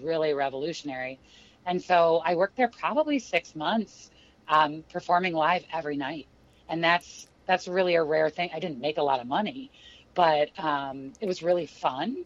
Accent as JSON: {"language": "English", "town": "St. Louis", "region": "Missouri", "country": "United States", "tie": "born or raised there", "also_born_or_lived": "Kansas City, Missouri / Chicago", "moved": "as an adult", "said": "I grew up in St. Louis, Missouri"}